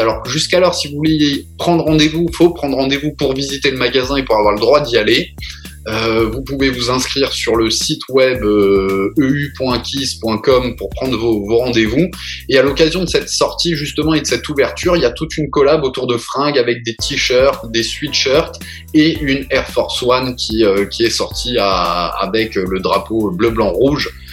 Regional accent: Strasbourg, Grand Est, France; on est très très fiers en tant que Strasbourgeois

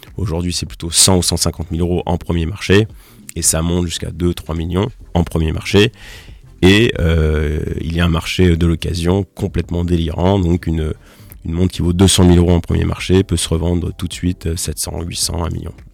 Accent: Nancy, Grand Est, France; also born or lived in Strasbourg; à Nancy, qui est ma ville natale

